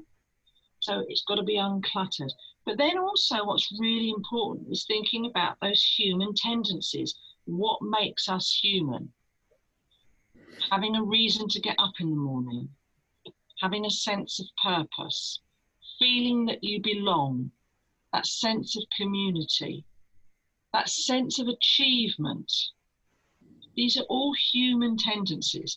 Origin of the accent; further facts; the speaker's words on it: United Kingdom; We're very British